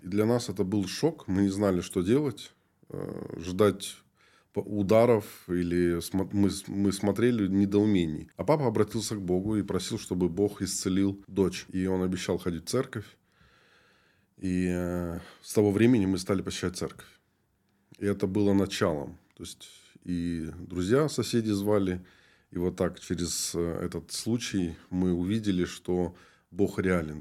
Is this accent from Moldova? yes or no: yes; Moldova; moved away as an adult; also born or lived in Chukotka; now in Yekaterinburg, Russia; я вообще родом из Молдовы, родился там, и когда мне было 20 лет, я уехал на миссию